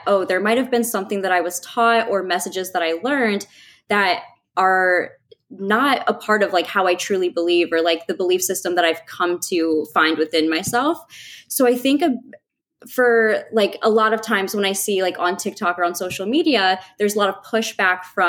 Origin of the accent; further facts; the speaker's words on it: Midwest, United States; growing up in the Midwest